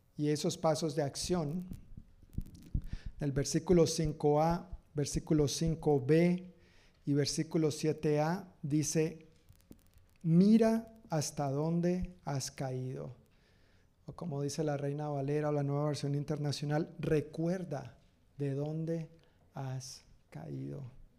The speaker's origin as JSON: {"language": "Spanish", "country": "Colombia", "moved": "yes", "lives_now": "Tacoma, United States"}